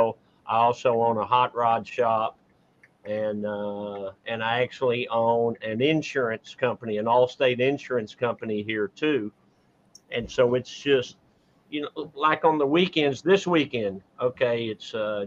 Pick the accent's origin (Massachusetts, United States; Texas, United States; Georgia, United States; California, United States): Texas, United States; Dallas; born and raised in Dallas, Texas, and never lived outside of it.